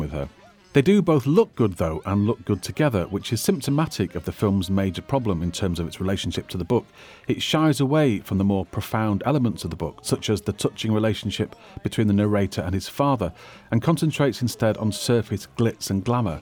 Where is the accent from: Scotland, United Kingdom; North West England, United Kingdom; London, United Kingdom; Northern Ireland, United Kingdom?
North West England, United Kingdom; Manchester; I'm a Mancunian